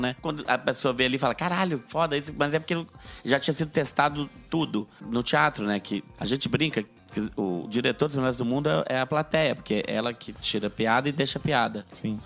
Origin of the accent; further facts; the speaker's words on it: Brasília, Federal District, Brazil; Eu sou de Brasília, mas o meu bar é no Rio